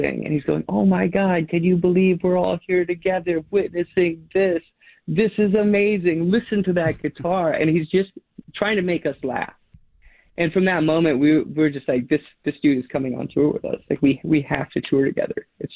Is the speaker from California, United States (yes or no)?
no; Alaska, United States; now in Portland, United States; I grew up in Alaska on these, like, long dog sled trips, dog mushing trips.